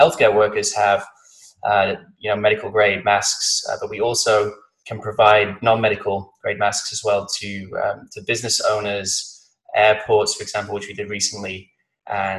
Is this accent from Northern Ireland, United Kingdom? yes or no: no; Blackpool, North West England, United Kingdom; also born or lived in London / Austin, Texas; now in San Diego, United States; I'm from the northwest of England. I was born in a place called Blackpool, which is on the coast